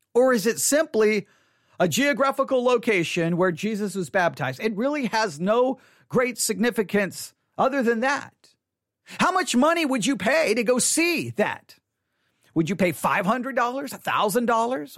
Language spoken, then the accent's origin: English; Texas, United States; I was born and raised in the state of Texas